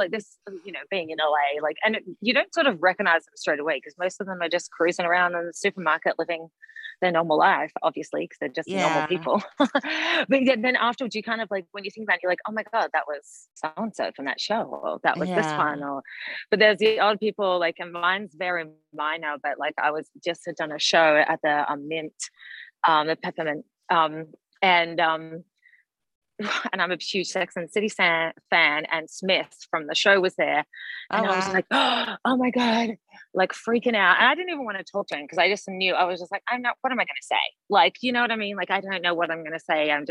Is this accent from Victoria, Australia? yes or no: yes; Melbourne, Victoria, Australia; accent: Australian; moved away as an adult; now in Los Angeles, United States; I'm from Melbourne. Well, I grew up like in a small town, but I lived in the city in Melbourne